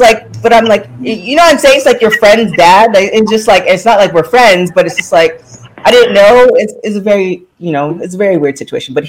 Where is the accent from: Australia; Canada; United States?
Canada; I'm also a Canadian girl.